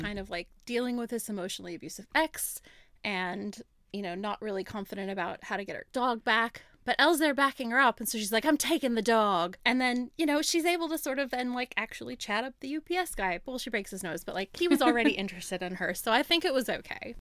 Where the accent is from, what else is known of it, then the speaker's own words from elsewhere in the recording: West Coast, United States; now in Australia; I'm from the West Coast, so I love a chat.